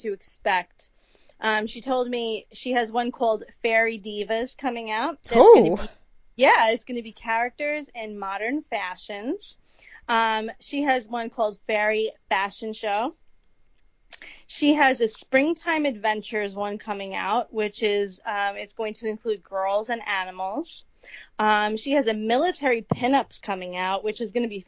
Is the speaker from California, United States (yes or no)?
no; New York, United States; we're from New York